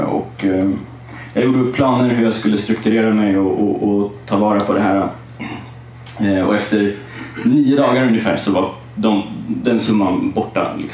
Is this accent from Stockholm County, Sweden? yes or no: no; Kalmar, Kalmar County, Sweden; jag är uppväxt i Kalmar. Det hör man inte på dialekten. Men jag valde bort den för den är lite stök.